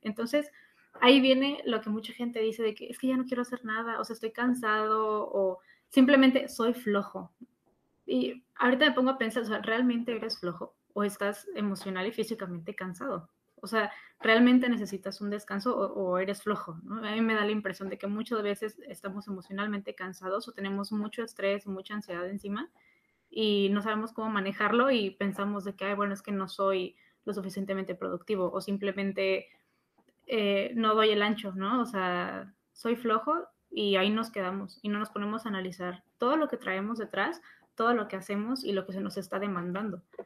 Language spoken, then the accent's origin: Spanish; Mexico; nosotros como mexicanos